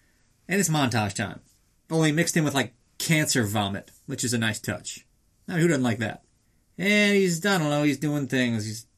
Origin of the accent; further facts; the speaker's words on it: Liverpool, North West England, United Kingdom; So, we got to the press conference in Liverpool. Yes, we are from Liverpool.